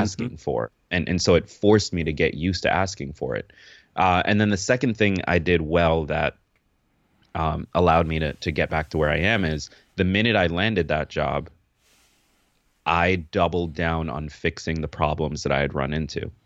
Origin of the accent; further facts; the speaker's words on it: upstate New York, United States; also born or lived in Kingston, Jamaica; now in New York City, United States; I grew up upstate New York